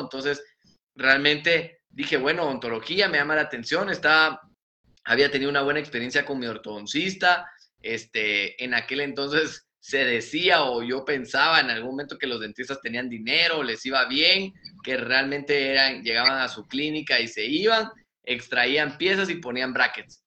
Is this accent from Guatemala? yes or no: yes; Guatemala; also born or lived in San Luis Potosí, Mexico; soy de Guatemala, este, vivo actualmente en la ciudad de Guatemala